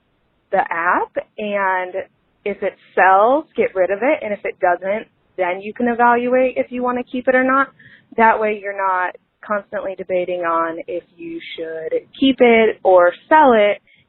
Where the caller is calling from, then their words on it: Chapel Hill, North Carolina, United States; I am calling from Chapel Hill, North Carolina.